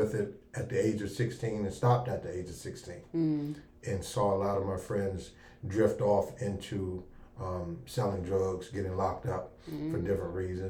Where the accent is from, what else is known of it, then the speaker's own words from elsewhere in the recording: District Heights, Maryland, United States; also born or lived in Washington, D.C.; I'm a native Washingtonian. I'm originally from Northeast Washington, D.C. Grew up in District Heights, which we call Forestville, Maryland. Graduated from Largo High School. 1988 graduate.